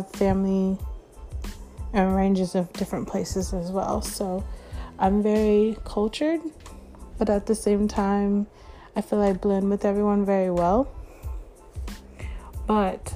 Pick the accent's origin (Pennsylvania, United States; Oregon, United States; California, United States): California, United States; Northern; also born or lived in Florida; I am from California, northern part of California